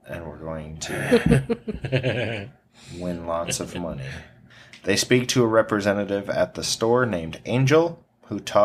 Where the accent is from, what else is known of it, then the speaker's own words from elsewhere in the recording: South Dakota, United States; I come from South Dakota